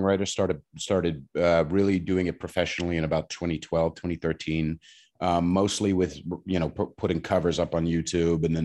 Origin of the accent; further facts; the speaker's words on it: Bay Area, California, United States; moved away as an adult; also born or lived in Long Island, New York / Portland / New York City; now in New York, United States; I was born in Long Island, New York, and I moved out to the Bay Area when I was about 9 and spent a long time out there